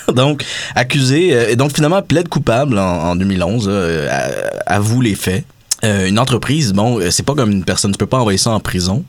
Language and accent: French; Quebec, Canada; en tant que Québécois